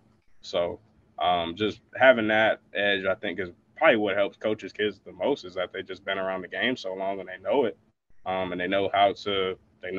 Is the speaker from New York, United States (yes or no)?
no; Michigan, United States; I'm from Michigan